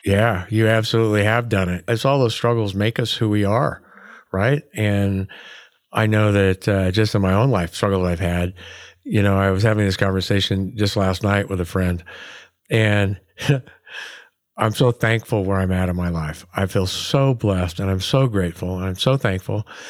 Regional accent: Oregon, United States; here in Oregon, like, we wave at each other when we're driving by, you know, and, and you walk through my hometown and everybody, like, says hi

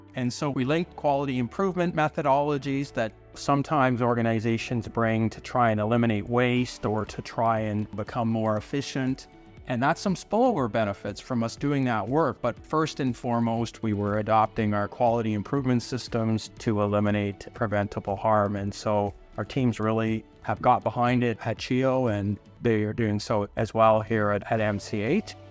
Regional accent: London, Ontario, Canada; now in Hamilton, Canada; I was born in London, Ontario, so just down the road from where I am now in Hamilton.

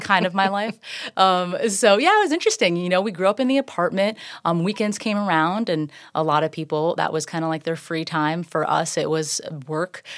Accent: Safety Harbor, Florida, United States; also born or lived in Largo, Florida / Dunedin, Florida; I grew up right downtown, very local

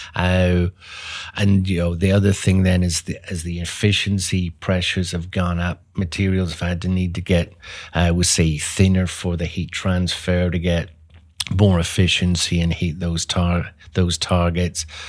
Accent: Belfast, Northern Ireland, United Kingdom; moved away as an adult; also born or lived in England; now in Dallas, United States; I was, uh, born and grew up over in Europe, so, uh, Northern Ireland, uh, Belfast, so grew up there

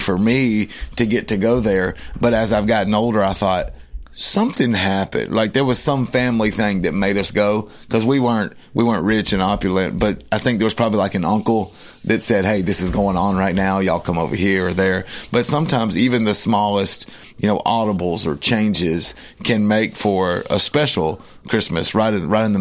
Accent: Nashville, Tennessee, United States; growing up in Nashville

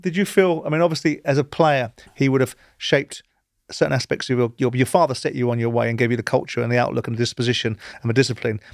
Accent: England, United Kingdom; I'm an Englishman. I'm a proud Englishman

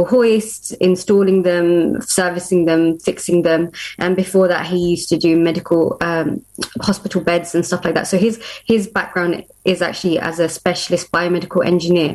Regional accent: Luton, East of England, United Kingdom; We're from Luton in Bedfordshire

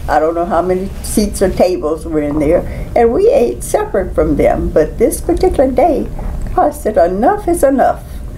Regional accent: Alabama, United States; I came from Alabama.

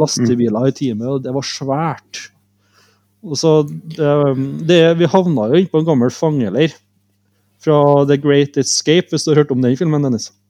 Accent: Norway; Vi er jo bare fra Norge

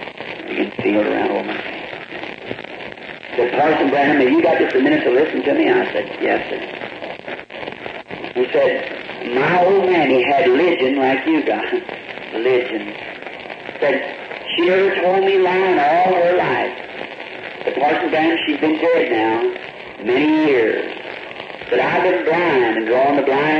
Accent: the South, United States; also born or lived in Indiana; now in Jeffersonville, Indiana, United States; I'm from the South

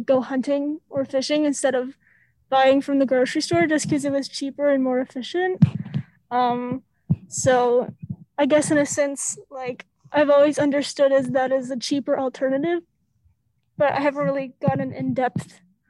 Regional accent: Texas, United States; growing up in Texas

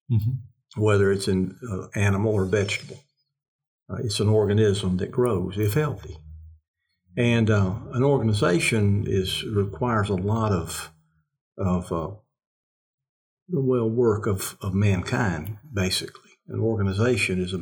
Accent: the South, United States; we're Southerners. Mm-hmm. I'm a Southerner

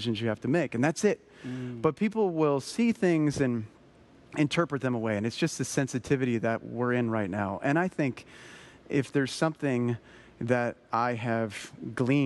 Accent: Colorado, United States; I grew up snowboarding in Colorado. It's where I'm from

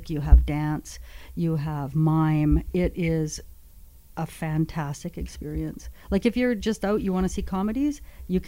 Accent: Northwestern Ontario, Canada; I'm from Northwestern Ontario

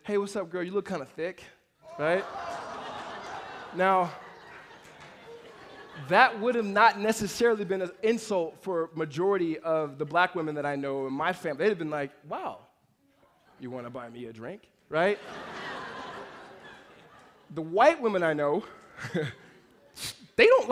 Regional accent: Los Angeles, California, United States; also born or lived in Mississippi / La Verne, California; moved to Los Angeles in the inner city

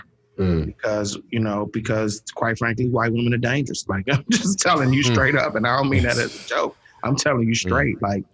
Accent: Washington, District of Columbia, United States; growing up in Washington, D.C.

